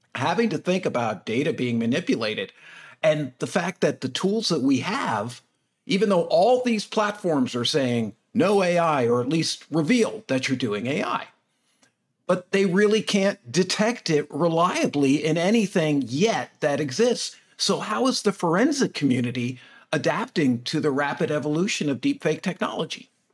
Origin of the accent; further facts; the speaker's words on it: United States; being American.